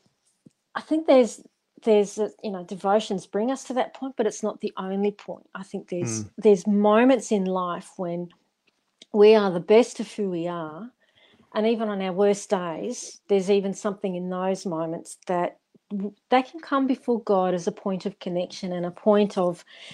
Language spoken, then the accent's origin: English; Darling Downs, Queensland, Australia; as a young person when we were growing up on the Darling Downs